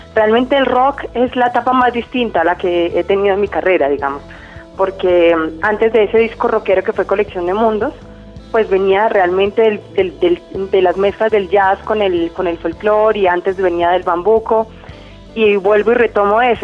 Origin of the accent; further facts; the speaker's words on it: Quindío, Colombia; soy del Quindío